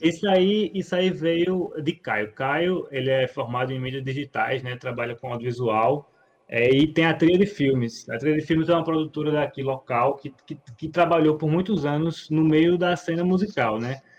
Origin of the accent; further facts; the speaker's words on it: Brazil; a gente é brasileiro